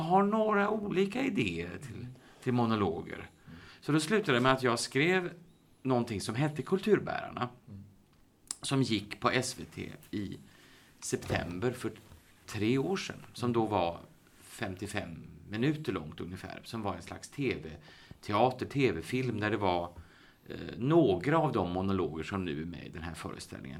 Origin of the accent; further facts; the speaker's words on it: Uddevalla, Västra Götaland, Sweden; moved away as an adult; also born or lived in Gothenburg / Stockholm; Jag är, jag är född och uppvuxen i Uddevalla